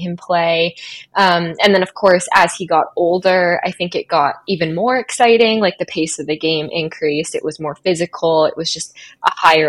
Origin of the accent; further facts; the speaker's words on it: Burlington, Ontario, Canada; moved away as an adult; also born or lived in Boston, United States; now in Virginia, United States; I'm from Burlington, Ontario in Canada, so like half an hour, 45 minutes outside of Toronto, and lived there literally my whole life up until 2 years ago when I moved to Boston for my master's degree.